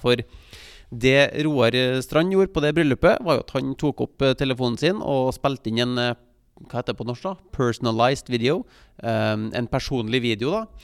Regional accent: Trondheim, Trøndelag, Norway; moved away as an adult; jeg vokste jo opp i Trondheim. Jeg bodde der fra jeg ble født, helt til jeg flytta som ja, 18-19-åring

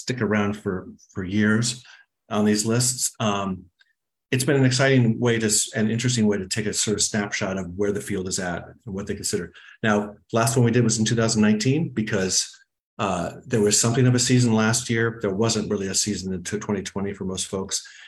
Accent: Arizona, United States; moved away; My home state of Arizona

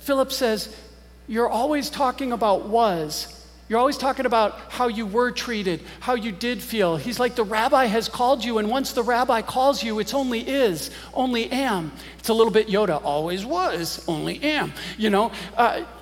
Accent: Green Bay, Wisconsin, United States; moved away; I grew up in Green Bay, Wisconsin

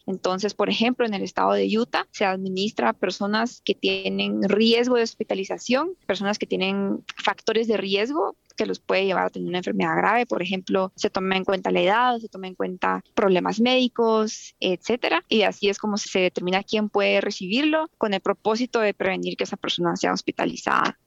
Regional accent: Guatemala; now in United States; un país como el mío, en Guatemala

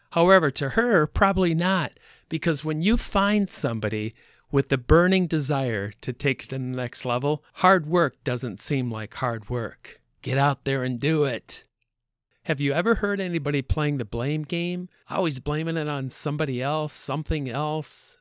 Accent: Minnesota, United States; I was from Minnesota

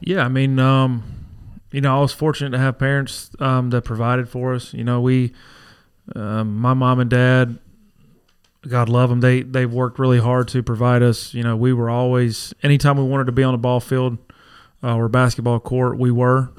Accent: Dysartsville, North Carolina, United States; Born and raised in Dizarsville

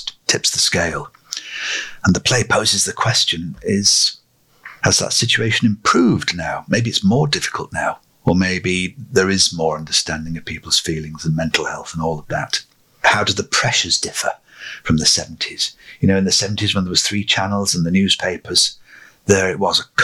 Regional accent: Lancashire, North West England, United Kingdom; growing up in Lancashire as I did

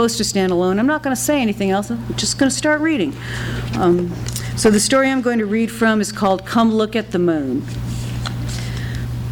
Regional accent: Los Angeles, California, United States; moved away as an adult; also born or lived in Athens, Georgia; I was born and raised in Los Angeles

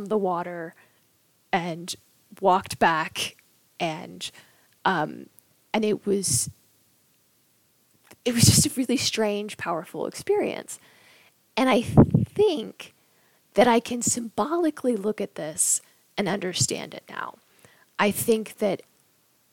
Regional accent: Knoxville, Tennessee, United States; when I was a little kid growing up in Knoxville, Tennessee

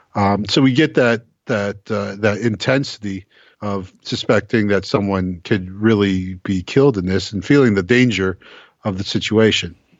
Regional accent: United States; as an American

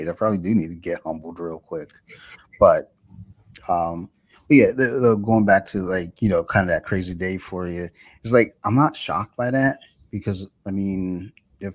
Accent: Detroit, Michigan, United States; I'm from Detroit

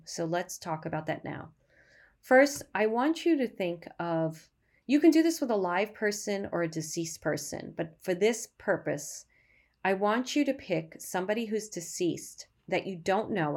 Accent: New York City, New York, United States; I grew up in Brooklyn

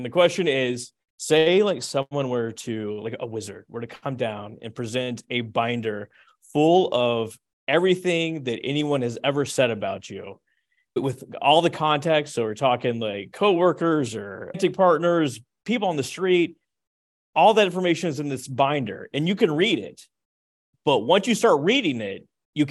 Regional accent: the South, United States; I'm from the South.

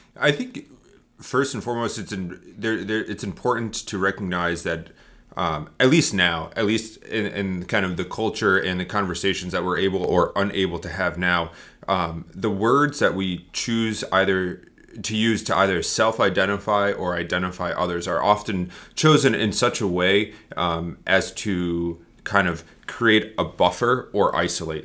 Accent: Northeast, United States; moved away; I grew up in the Northeast

